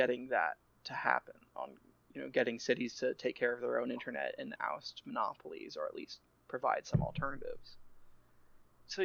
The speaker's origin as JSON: {"language": "English", "country": "United States", "said": "we're both American"}